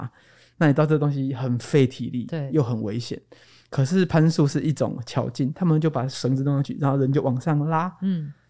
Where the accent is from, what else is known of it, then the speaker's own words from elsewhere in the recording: Tainan, Taiwan; also born or lived in Taipei / Yunlin; 我不如回台南，因为我的老家在台南。哦，嗯，然后就回到台南